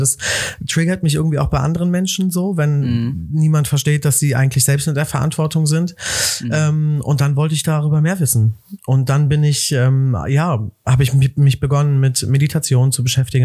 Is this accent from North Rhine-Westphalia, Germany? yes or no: yes; Cologne, North Rhine-Westphalia, Germany; also born or lived in Amsterdam; ich bin in Köln groß geworden